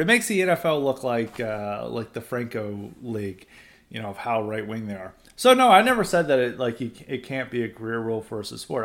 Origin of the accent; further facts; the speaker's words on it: the South, United States; I grew up in the South.